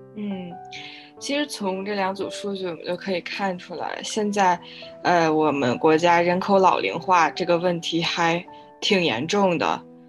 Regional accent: Beijing, China; 因为我现在住在北京，然后我也从嗯。小就是在北京长大，对这儿比较了解

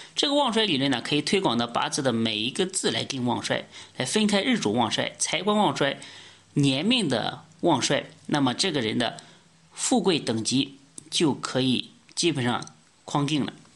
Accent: China; 我们中国人

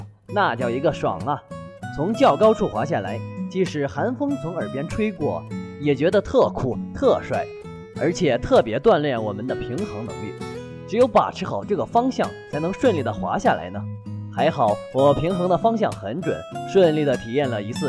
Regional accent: northern China, China; 虽然我们也是北方人，

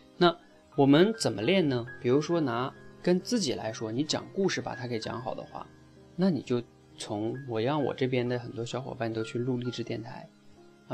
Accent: China; 我们出生在中国，身边，然后所有的电视，所有的节目全是在讲汉语

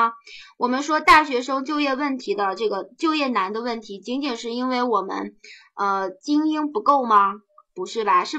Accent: China; 对于我们中国人来讲的话，我们现在的孔子、老子的那些观念，对我们治国也好，

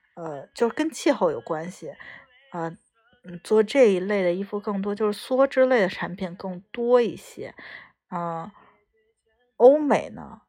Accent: China; 我们中国人

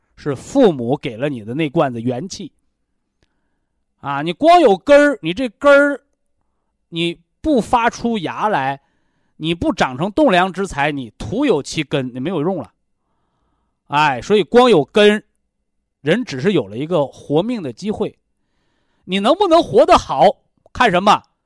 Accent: China; 我们中国人

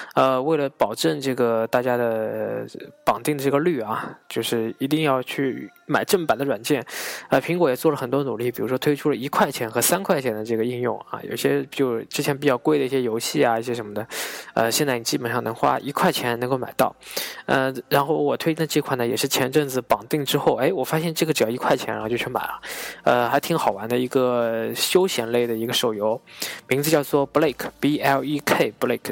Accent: China; 作为一个中国人

